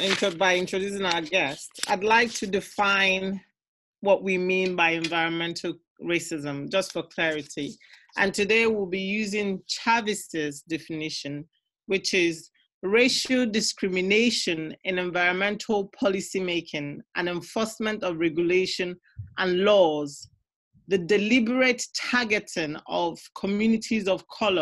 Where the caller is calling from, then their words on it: Burton upon Trent, West Midlands, United Kingdom; I'm recording from Burton-upon-Trent, somewhere in England.